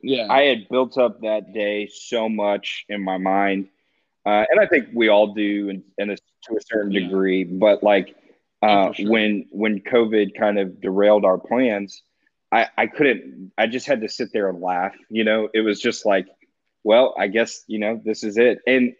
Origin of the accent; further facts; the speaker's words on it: the South, United States; We're both Southerners.